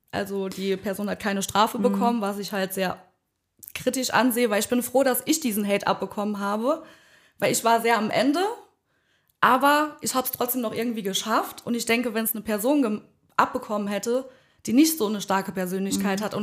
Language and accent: German; Bischmisheim, Saarland, Germany; Ich komme aus Bitchmissheim